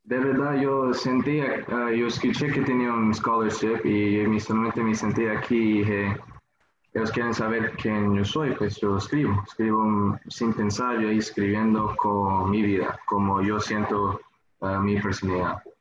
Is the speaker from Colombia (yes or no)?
yes; Colombia; now in Florida, United States; soy colombiano